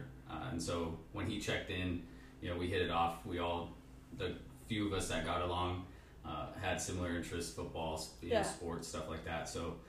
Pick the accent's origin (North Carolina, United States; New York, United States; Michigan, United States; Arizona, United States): Arizona, United States; Yuma; also born or lived in Phoenix, Arizona; born and raised in, well, I was born in Phoenix and then pretty much raised in Yuma, Arizona.